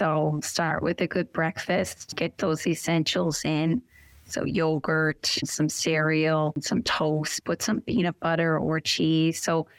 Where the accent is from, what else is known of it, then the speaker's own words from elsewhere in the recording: Goulds, Newfoundland and Labrador, Canada; Yes, I'm from the Goulds, and I am 89 years old. Since I came to Littledale, it's like a whole new world.